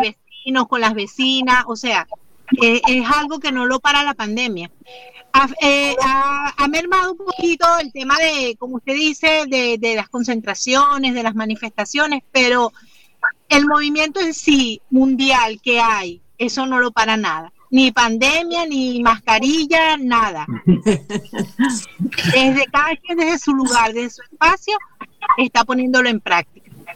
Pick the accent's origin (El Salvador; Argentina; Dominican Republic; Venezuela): Venezuela; now in Spain; yo soy venezolana